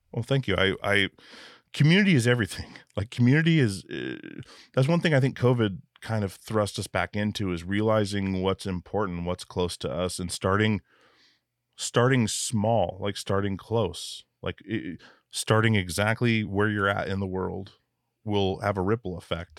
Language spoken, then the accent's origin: English; Alaska, United States; growing up in Alaska where things can kill you at any moment